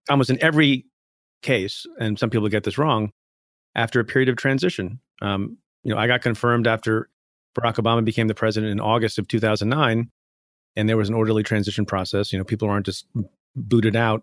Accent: India; now in United States; I was born in India, came to the United States

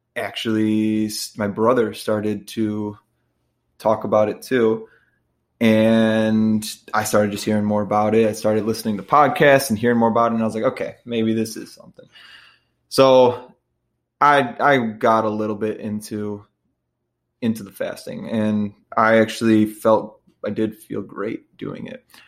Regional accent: Midwest, United States; I'm from the Midwest

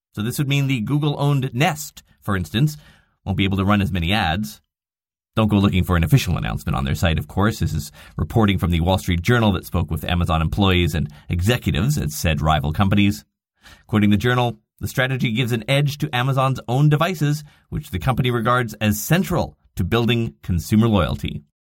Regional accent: Canada; I'm Canadian

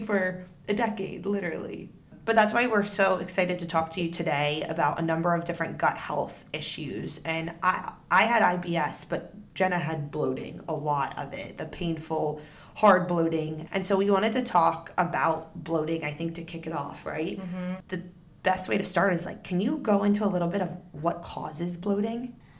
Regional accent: Northern Virginia, United States; we grew up in Northern Virginia.

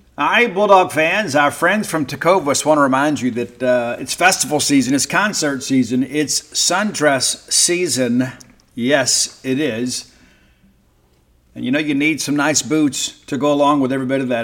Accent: Columbia, Mississippi, United States; Columbia, Mississippi, my hometown

